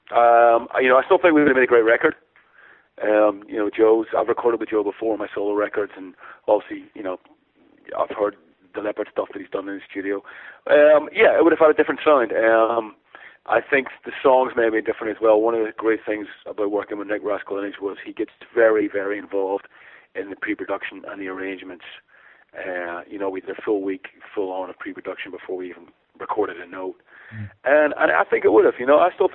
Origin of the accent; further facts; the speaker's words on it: Ireland; obviously being Irish